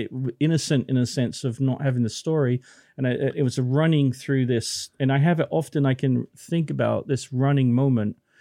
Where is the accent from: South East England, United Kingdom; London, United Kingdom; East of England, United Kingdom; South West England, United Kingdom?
South West England, United Kingdom; Plymouth; moved away; I was born in Plymouth